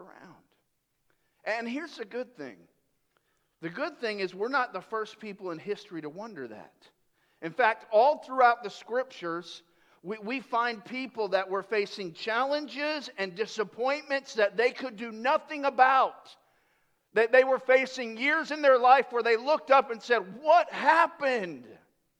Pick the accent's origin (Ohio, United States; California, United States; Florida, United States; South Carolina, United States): Florida, United States; Tampa; I grew up in Tampa in the 80s.